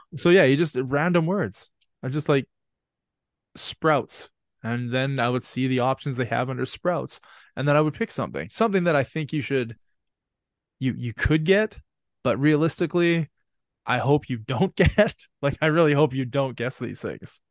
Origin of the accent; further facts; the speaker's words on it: Canada; I'm from Canada, so I don't, I don't notice the cold like you guys